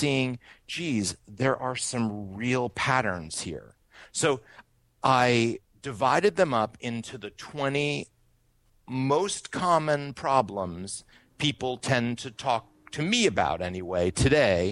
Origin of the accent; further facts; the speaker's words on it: Brattleboro, Vermont, United States; now in New York City, United States; I was born and brought up in Brattleboro, Vermont